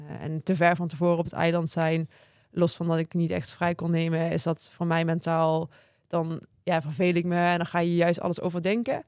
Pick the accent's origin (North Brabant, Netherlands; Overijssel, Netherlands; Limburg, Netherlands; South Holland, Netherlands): Limburg, Netherlands; Maastricht; ik kom uit Maastricht